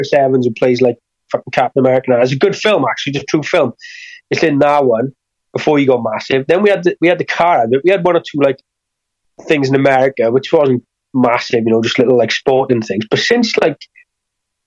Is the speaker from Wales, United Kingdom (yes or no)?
yes; Wales, United Kingdom; I have to bring it across as a Welsh person